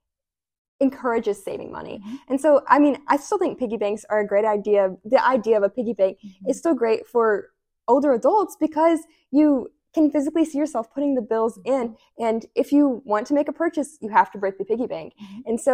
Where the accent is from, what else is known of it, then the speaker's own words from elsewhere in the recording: Providence, Kentucky, United States; moved away as an adult; now in Oxford, United States; I'm initially from Providence, Kentucky, but I currently live in Oxford.